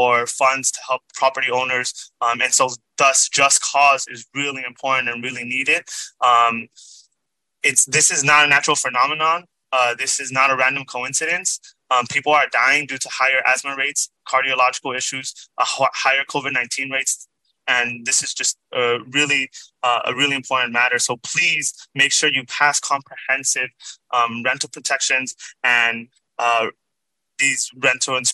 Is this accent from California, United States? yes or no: yes; Hayward, California, United States; I grew up in the Cherryland and Hayward area border